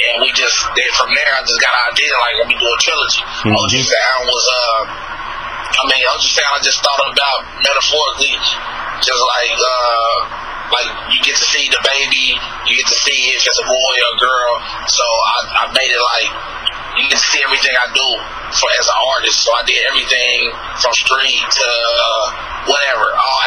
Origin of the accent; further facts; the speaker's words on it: Kansas City, Missouri, United States; moved away as an adult; now in Dallas, United States; I'm from Kansas City, Missouri, and our area code is 816